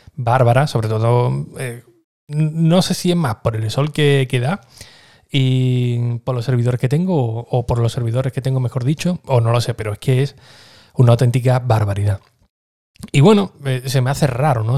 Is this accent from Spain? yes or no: yes; Écija, Andalusia, Spain; uno de ellos era de mi pueblo, era de, de, Éfija también